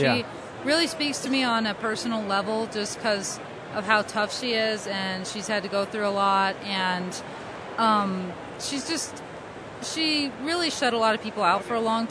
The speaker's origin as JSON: {"language": "English", "town": "Pueblo", "region": "Colorado", "country": "United States", "said": "I am from Pueblo, Colorado"}